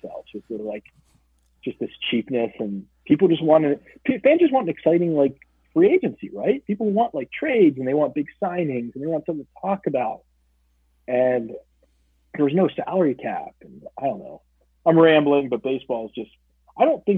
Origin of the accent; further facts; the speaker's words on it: Steubenville, Ohio, United States; also born or lived in Pittsburgh; now in Chicago, United States; growing up in Ohio